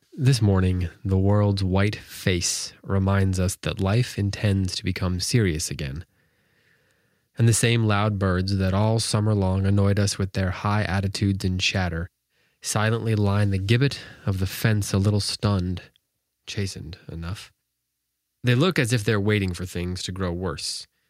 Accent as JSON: {"language": "English", "region": "Wisconsin", "country": "United States", "moved": "yes", "lives_now": "North Carolina, United States", "said": "I'm from Wisconsin"}